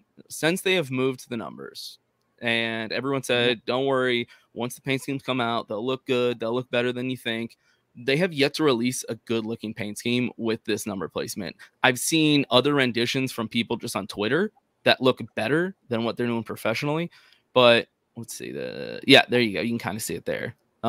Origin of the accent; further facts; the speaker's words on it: North Carolina, United States; born there; I was born in North Carolina, so I rep some Panthers stuff, but Texans at heart.